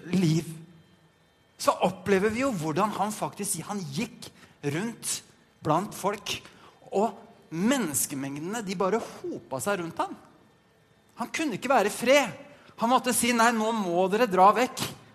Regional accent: Norway; moved away as an adult; now in Denmark; Jeg er en norsk nordmann fra Norge

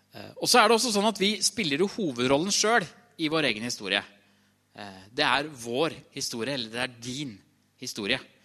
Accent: Trysil, Innlandet, Norway; jeg kommer fra Trysil

